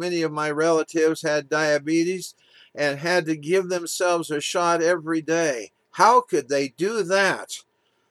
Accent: Walla Walla, Washington, United States; as a little boy being taken to the Walla Walla Clinic in my hometown, Walla Walla, Washington, to get my vaccinations

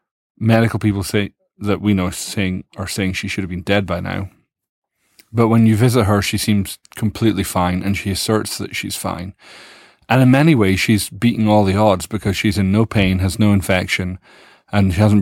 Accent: Dundee, Scotland, United Kingdom; born there; I'm thrown because obviously I was born in Dundee.

